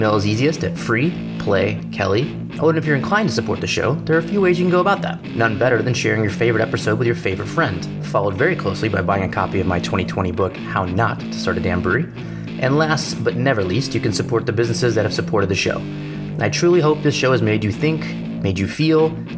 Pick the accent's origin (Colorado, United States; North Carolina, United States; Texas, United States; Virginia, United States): Texas, United States; I'm one guy from Texas